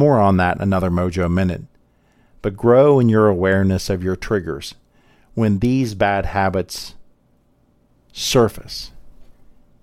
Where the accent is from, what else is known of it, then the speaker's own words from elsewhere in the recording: Columbus, Ohio, United States; Having been born and grew up here in Columbus